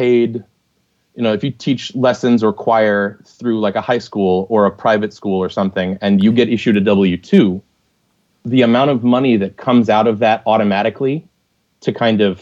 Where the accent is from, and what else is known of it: United States